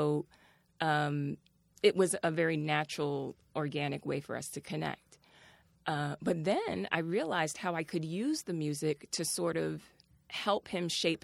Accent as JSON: {"language": "English", "town": "New York City", "region": "New York", "country": "United States", "tie": "born or raised there", "said": "I was raised out in Brooklyn"}